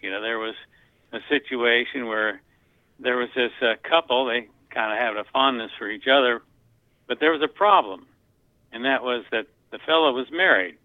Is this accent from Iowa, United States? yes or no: yes; Hampton, Iowa, United States; moved away as an adult; also born or lived in Anamosa, Iowa; now in North Carolina, United States; I, I grew up in uh, Hampton, Iowa. I was born in Anamosa, which is one of the stops on this year's ride.